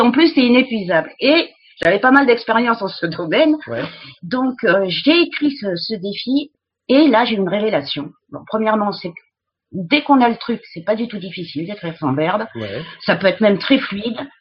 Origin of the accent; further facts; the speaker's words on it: about 20 km from Montségur, Occitania, France; moved away; also born or lived in Mexico; je suis originaire du sud-ouest de la France. J'habitais à 20, 20 km du château de Montségur, donc j'ai été bercée toute mon enfance par le catharisme